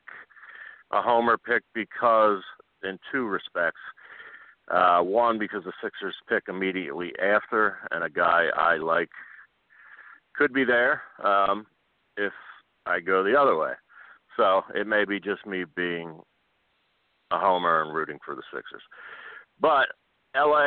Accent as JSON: {"language": "English", "town": "Philadelphia", "region": "Pennsylvania", "country": "United States", "said": "being a Philadelphian"}